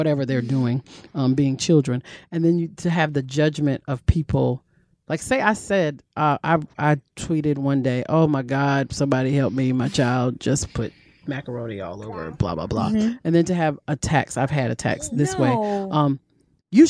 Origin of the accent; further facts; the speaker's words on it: North Carolina, United States; moved away; I'm from North Carolina and a big family